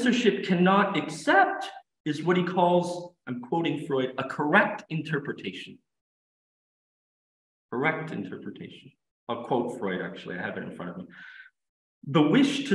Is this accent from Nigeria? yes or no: no; Canada; I'm an English speaker, but I'm also French Canadian. And I find myself blending the two languages together because it's my language